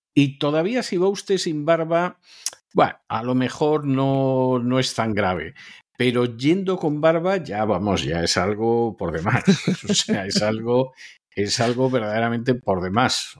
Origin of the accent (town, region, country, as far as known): Spain; now in United States